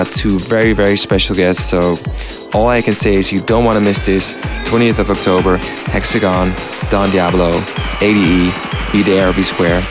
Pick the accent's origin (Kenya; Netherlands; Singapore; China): Netherlands; Amsterdam, North Holland; my hometown, Amsterdam